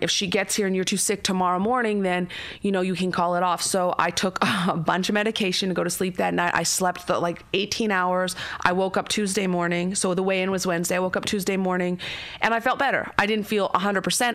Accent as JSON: {"language": "English", "country": "Canada", "tie": "born or raised there", "said": "I'm Canadian, I grew up in the middle of nowhere in Canada"}